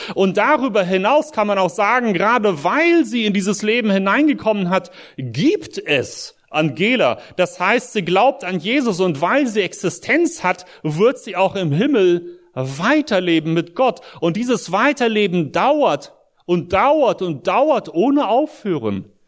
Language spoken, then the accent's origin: German; Espelkamp, North Rhine-Westphalia, Germany; moved away as an adult; also born or lived in Soviet Union / Brussels, Belgium / United States; ich bin hier in Deutschland in Esbekamp groß geworden, als Kind auch aus der Sowjetunion eingewandert im Alter von neun